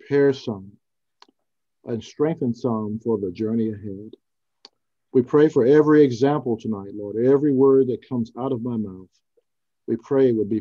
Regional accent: Houston, Texas, United States; also born or lived in Temple, Texas; we grew up in Houston, Texas, right near the University of Houston

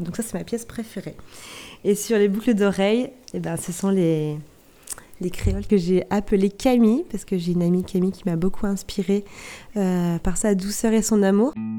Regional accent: Barfleur, Normandy, France; je suis originaire du Val de serre précisément de Barfleur, où j'ai vécu euh, une belle partie de mon enfance

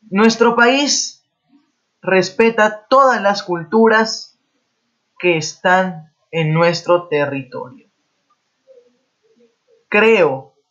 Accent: Peru; Es así que nosotros como peruanos tenemos que respetar nuestra propia cultura, nuestra diversidad cultural.

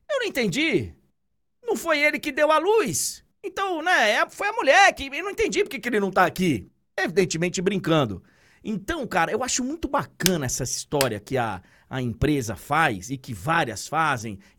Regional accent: Bahia, Brazil; Eu sou da Bahia, velho.

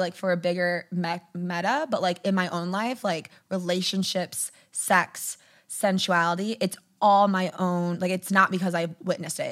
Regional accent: outside Detroit, Michigan, United States; Michigan, outside Detroit

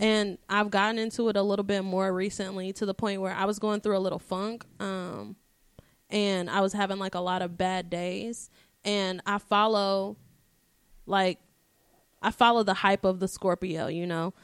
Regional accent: Dallas, Texas, United States; I was born in Dallas, Texas at one oh six A M

